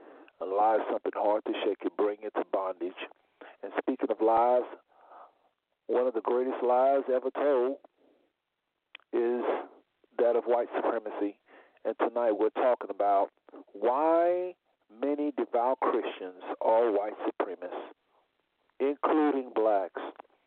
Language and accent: English; United States; born there; You know, we weren't born in the kingdom. We was born in America in the midst of a very racist society